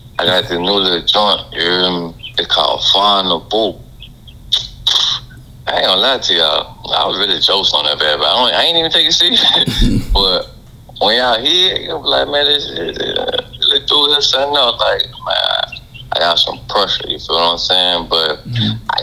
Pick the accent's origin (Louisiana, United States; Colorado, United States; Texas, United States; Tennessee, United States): Louisiana, United States; I'm from Louisiana